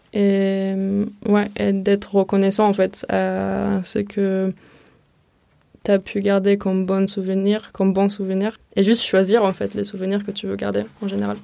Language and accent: French; near Marseille, Provence-Alpes-Côte d'Azur, France; also born or lived in Tel Aviv, Israel / Rotterdam, Netherlands / New York, United States; now in Marseille, France; ensuite, ma famille et moi, on a déménagé dans la Provence, aux alentours de Marseille